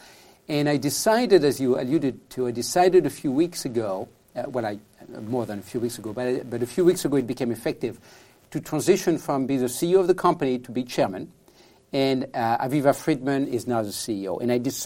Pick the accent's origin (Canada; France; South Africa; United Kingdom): France; accent: French; English is a second language; moved away as an adult; now in San Francisco, United States; I'm from France originally, as you can tell from my accent. I live in San Francisco